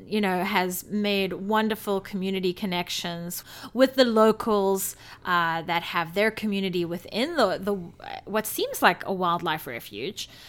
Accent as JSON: {"language": "English", "country": "South Africa", "tie": "born or raised there", "moved": "yes", "said": "growing up in South Africa, we went to lion parks"}